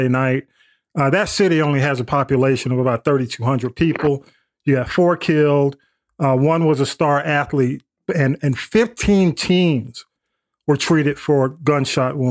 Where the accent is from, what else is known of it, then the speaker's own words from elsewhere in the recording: the South, Georgia, United States; I grew up in the South and I played sports